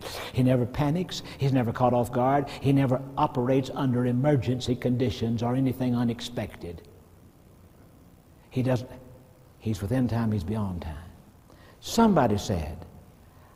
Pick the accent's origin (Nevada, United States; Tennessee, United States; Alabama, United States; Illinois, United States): Alabama, United States; I grew up in Alabama